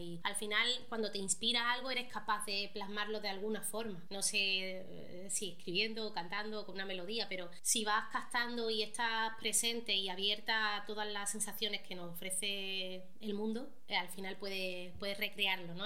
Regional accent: Málaga, Andalusia, Spain; also born or lived in Marbella; yo soy de Marbella, no me crié en Marbella, pero en Málaga

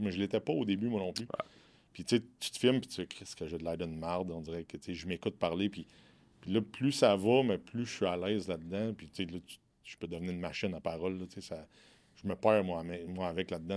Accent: Quebec, Canada; je viens du Québec

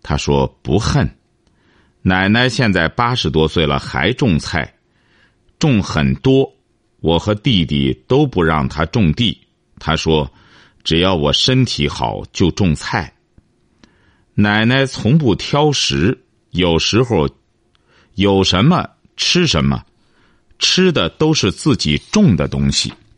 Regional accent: China; 我们中国人

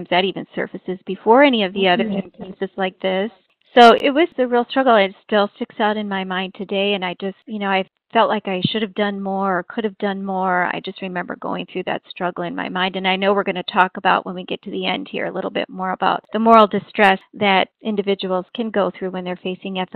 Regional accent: Alaska, United States; I'm actually from Alaska

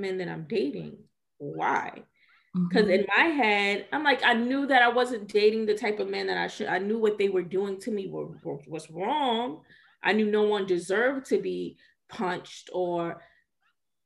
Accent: Georgia, United States; moved away as an adult; also born or lived in New York; I grew up in Georgia. I'm back here now

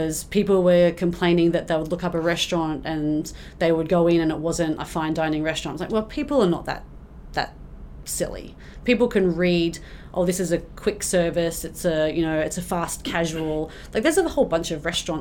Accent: Australia; now in Canada; I'm Australian

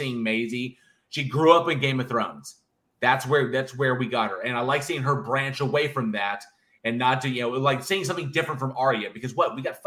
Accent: United States; I'm American and I'm not British.

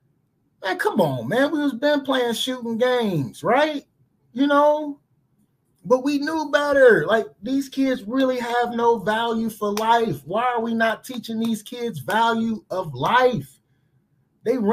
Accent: Cleveland, Ohio, United States; I grew up in Cleveland

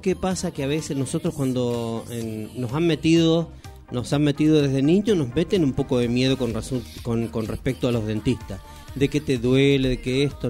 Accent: Neuquén, Argentina; also born or lived in Chile; yo nací en Chile, pero me vine muy jovencito y mis pagos, mi provincia adoptiva, soy neuquino por adopción

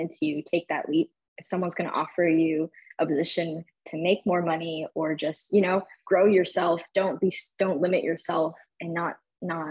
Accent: Albany, New York, United States; now in Texas, United States; I'm originally from upstate New York, born and raised in Albany, capital region

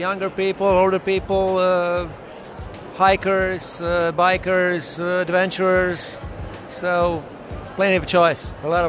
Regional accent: Primorje-Gorski Kotar County, Croatia; I'm coming from Croatia, region of Kvarner.

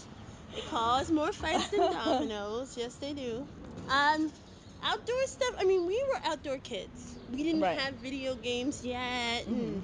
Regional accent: New York City, New York, United States; also born or lived in Queens, New York; I grew up in Hood. Grew up in Fort Greene, Brooklyn.

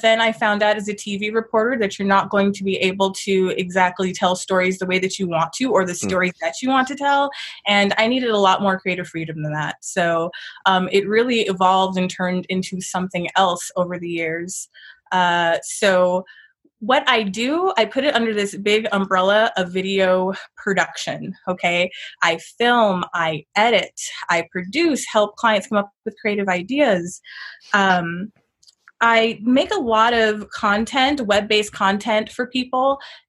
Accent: Colorado, United States; also born or lived in Boulder; I am a Colorado native, which is a little rare

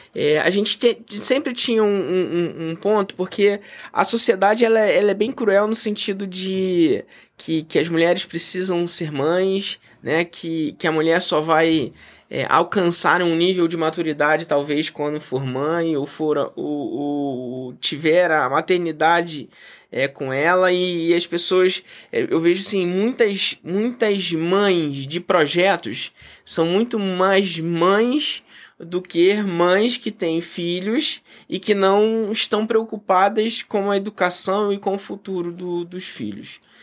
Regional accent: Brazil; eu sou brasileiro, patriota, é, amo o meu país

